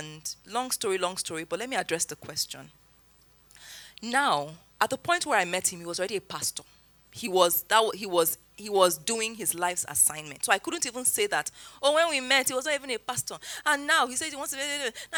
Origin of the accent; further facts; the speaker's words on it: Zaria, Kaduna State, Nigeria; moved away as an adult; also born or lived in Lagos; I grew up in Zaria, came to Lagos for service year, NYSC